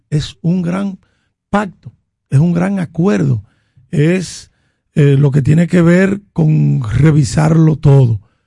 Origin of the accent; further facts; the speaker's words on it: Dominican Republic; en mi barrio en La Joya